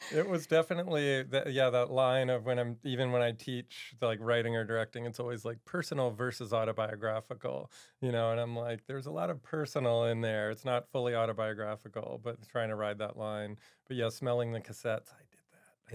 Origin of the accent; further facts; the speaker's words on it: Maryland, United States; moved away as an adult; also born or lived in New York; I grew up in Maryland.